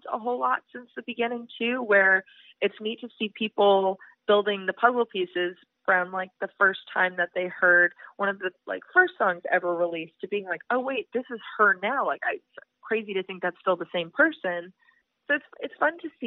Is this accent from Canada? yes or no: yes; Edmonton, Alberta, Canada; moved away as an adult; now in Nashville, United States; I'm originally from Edmonton